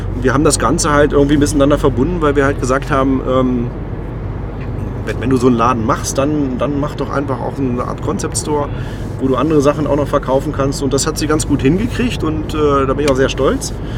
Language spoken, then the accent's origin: German; Braunschweig, Lower Saxony, Germany; Ich bin in Braunschweig geboren und ich lebe auch gerne äh, hier